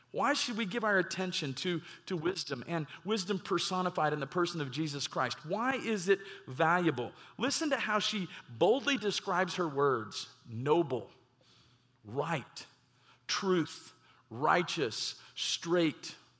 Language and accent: English; Garland, Texas, United States; also born or lived in Mesquite, Texas; I grew up in the Metroplex, and, uh, in my younger years, grew up in Garland